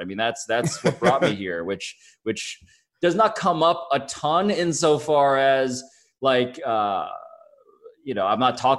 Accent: Philippines; So it's been interesting to be recognized as a Filipino, because I am so grateful when that happens.

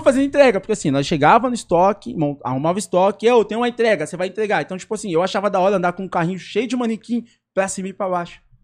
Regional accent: São Paulo, Brazil; also born or lived in Cidade Tiradentes, São Paulo; eu fui criado no Jardim das Oliveiras

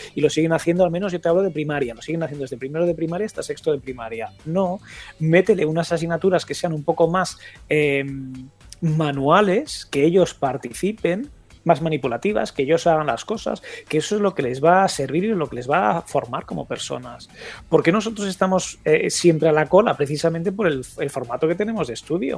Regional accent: Galicia, Spain; also born or lived in Catalonia; estudiando cuando yo nací en Cataluña, obviamente hasta, hasta, hasta cuarto de primaria, y luego he estado en Galicia

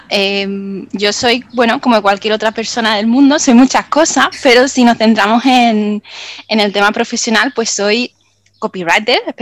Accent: Málaga, Andalusia, Spain; now in Benalmádena, Spain; yo soy de Málaga, de Málaga mm. capital. Ahora vivo en Benalmádena, que bueno, es un pueblecito

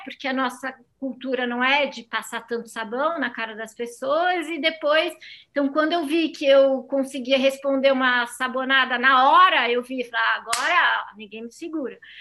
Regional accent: Rio de Janeiro, Brazil; moved away as an adult; now in France; Eu, eu nasci no Rio de Janeiro, eu cresci no Rio de Janeiro

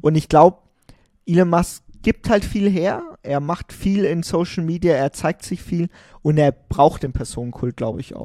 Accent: Germany; wir sind als Deutsche

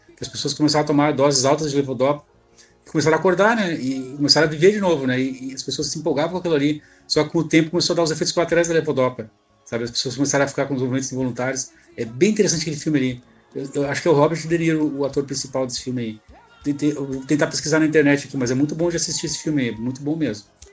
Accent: Rio Grande do Sul, Brazil; sou aqui do sul aqui, do Rio Grande do Sul

